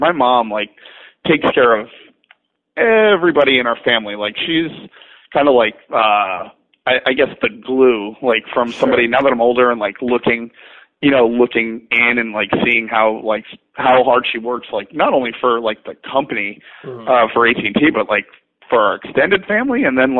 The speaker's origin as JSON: {"language": "English", "region": "New York", "country": "United States", "tie": "born or raised there", "said": "But I'm literally like 25 minutes south of Poughkeepsie, but close enough."}